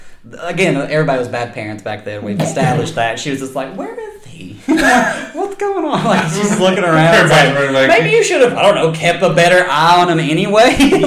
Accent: the South, United States; I'm from the South.

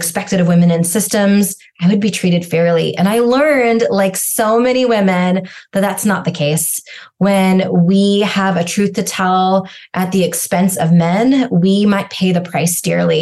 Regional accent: rural Washington State, United States; also born or lived in India; I was abandoned at birth in India, adopted just shy of 2 years old, grew up in rural Washington State.

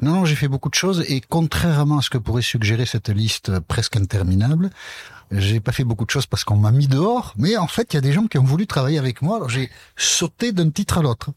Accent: Basque Country, France; je suis originaire du Pays Basque

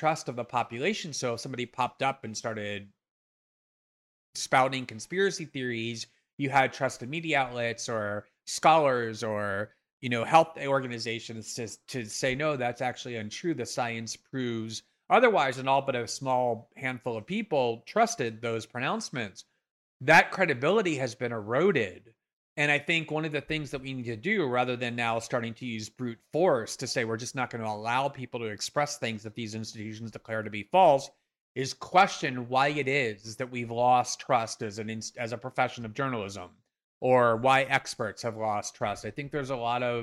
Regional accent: United States; I'm American

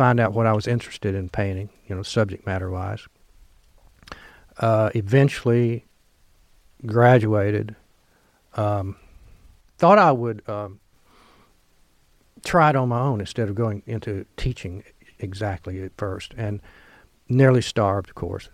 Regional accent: Kennett, Missouri, United States; moved away as an adult; now in Oxford, United States; I grew up in Kennett, Missouri

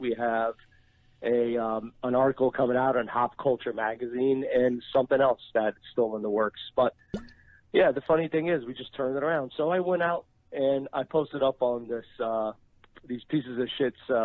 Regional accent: New Jersey, United States; I was born and raised in Jersey by immigrant parents

